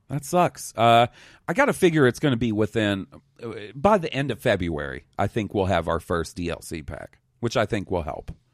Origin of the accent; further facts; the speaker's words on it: Mississippi, United States; also born or lived in Alabama; growing up in Mississippi and Alabama